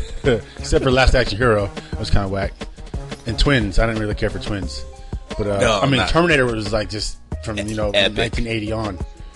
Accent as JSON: {"language": "English", "town": "Salinas", "region": "California", "country": "United States", "said": "I'm from Salinas, so we don't play that."}